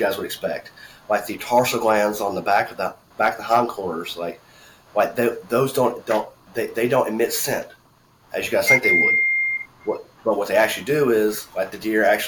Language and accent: English; Alabama, United States; I'm from Alabama